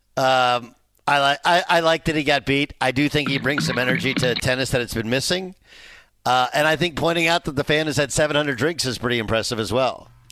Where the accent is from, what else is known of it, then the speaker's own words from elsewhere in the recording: Orange, California, United States; my brother and sister, we grew up in Orange, California